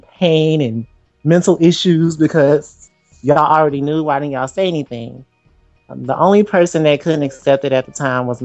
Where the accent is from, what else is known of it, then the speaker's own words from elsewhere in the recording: Simsboro, Louisiana, United States; I am from the small country town of Simsboro, Louisiana.